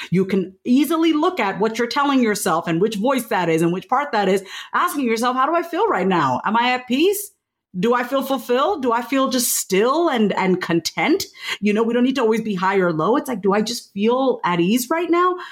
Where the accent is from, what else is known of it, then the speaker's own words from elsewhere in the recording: Long Island, New York, United States; I grew up on Long Island, New York.